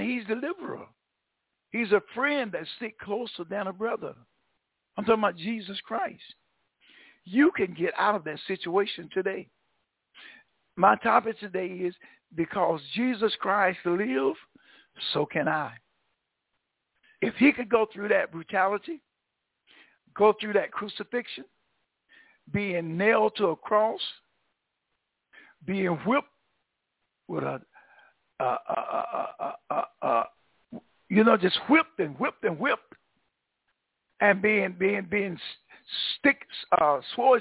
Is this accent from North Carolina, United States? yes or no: yes; Vanceboro, North Carolina, United States; now in Greenville, United States; you all know I'm a Tar Heel originally, but I'm not from Greenville. I was in around New Bern, North Carolina, Vanceboro. I went to school down in Vanceboro